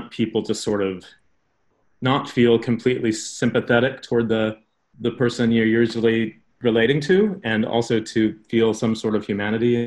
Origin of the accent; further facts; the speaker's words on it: Midwest, United States; my experience growing up in the Midwest